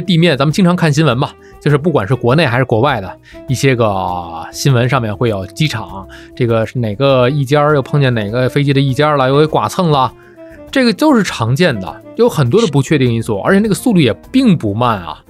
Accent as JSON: {"language": "Chinese", "region": "Tianjin", "country": "China", "tie": "born or raised there", "said": "像天津，我的家乡，称呼所有的女生都叫小姐姐"}